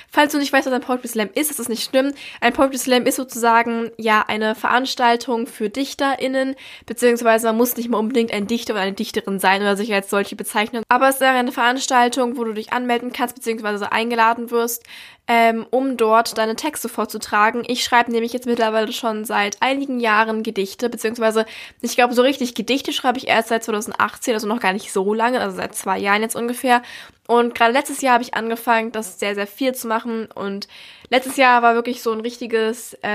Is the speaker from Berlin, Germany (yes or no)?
yes; Berlin, Germany; das war nämlich in einem Theater in Berlin, weil ich komme aus Berlin und das war hier.